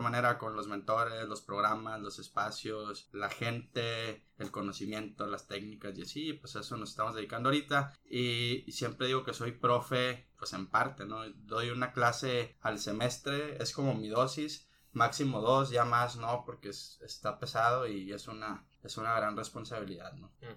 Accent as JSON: {"language": "Spanish", "town": "Ciudad Obregón", "region": "Sonora", "country": "Mexico", "tie": "born or raised there", "said": "mi tierra natal, que es Obregón, un poquito acá al sur."}